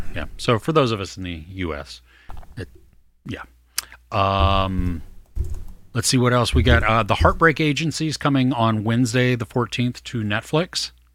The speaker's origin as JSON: {"language": "English", "region": "California", "country": "United States", "said": "I'm totally Californian."}